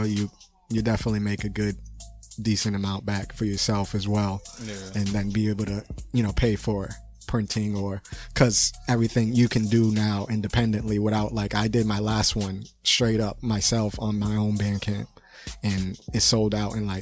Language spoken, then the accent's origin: English; Boston, Massachusetts, United States; I was born in Boston City. Hospital, so I'm a Bostonian.